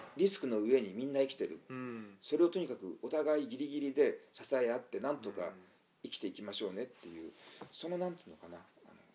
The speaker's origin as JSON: {"language": "Japanese", "region": "Tokyo", "country": "Japan", "tie": "born or raised there", "also_born_or_lived": "Saitama", "moved": "yes", "lives_now": "Kobe, Japan", "said": "僕らの世代はまだ、東京生まれであってもすごく自然が近いところにあった"}